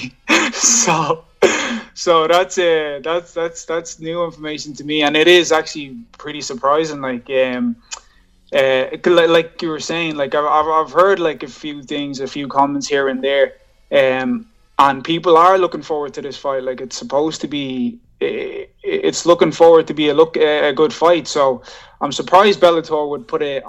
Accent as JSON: {"language": "English", "town": "Dublin", "region": "Leinster", "country": "Ireland", "tie": "born or raised there", "also_born_or_lived": "Johannesburg, South Africa", "said": "So I moved over to Dublin, Ireland when I was like 11 from Johannesburg, and been here since then, you know what I mean? I'm 28 now, so I've been living in Ireland most of my life."}